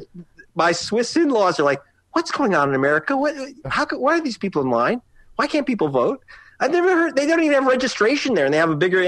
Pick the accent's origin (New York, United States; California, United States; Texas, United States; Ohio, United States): California, United States; Los Angeles; Sun Valley, Pacoima, with my classmate Steve Paddock, our most famous graduate from my high school.